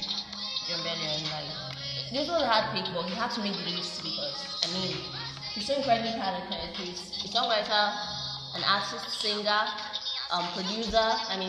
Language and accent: English; Nigeria; I mean, I'm Nigerian, right?